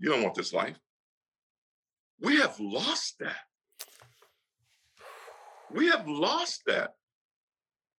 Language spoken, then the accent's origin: English; Mississippi, United States; moved away; also born or lived in New York; I grew up in Mississippi for a lot of times, and even in New York